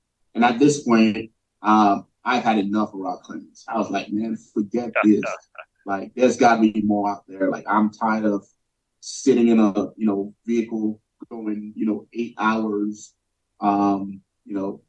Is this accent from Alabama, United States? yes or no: no; New York City, New York, United States; growing up in New York City, like, there is no navigating anywhere. I just get on the subway, I get on the bus, you know?